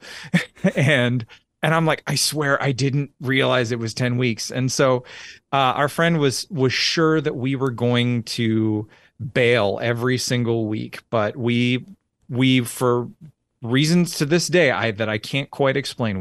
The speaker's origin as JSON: {"language": "English", "town": "Orangeville", "region": "Ontario", "country": "Canada", "tie": "born or raised there", "also_born_or_lived": "Alberta / London, Ontario", "moved": "as an adult", "lives_now": "Tennessee, United States", "said": "I was born in Orangeville, Ontario, lived, uh, bounced around, uh, between Ontario and, uh, the province of Alberta, uh, a fair bit"}